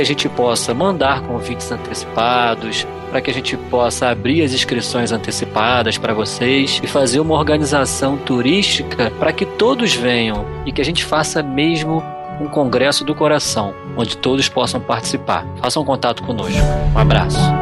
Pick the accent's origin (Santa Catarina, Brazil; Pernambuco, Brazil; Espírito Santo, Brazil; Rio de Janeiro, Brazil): Rio de Janeiro, Brazil; Niterói; aqui na minha terra, em Niterói